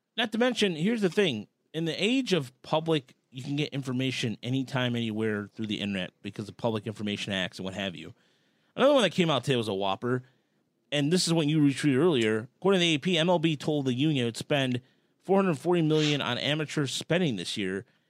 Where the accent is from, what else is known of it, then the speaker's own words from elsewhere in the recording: Dearborn, Michigan, United States; hometown Dearborn